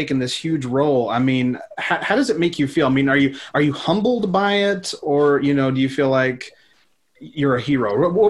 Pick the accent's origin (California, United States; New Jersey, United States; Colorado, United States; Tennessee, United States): Tennessee, United States; Oneida; It's from Oneida, Tennessee, my hometown.